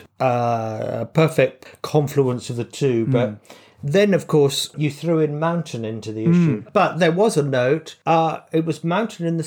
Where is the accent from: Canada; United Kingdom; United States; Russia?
United Kingdom; England; speaking as an Englishman